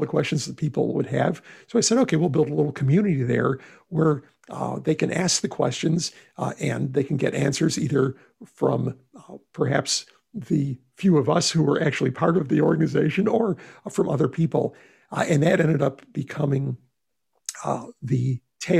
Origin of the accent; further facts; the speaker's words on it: Texas, United States; my home state of Texas